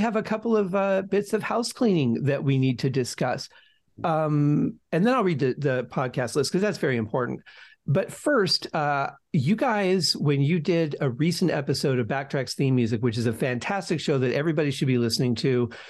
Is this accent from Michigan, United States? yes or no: yes; Detroit, Michigan, United States; I was growing up in Detroit when the song came out.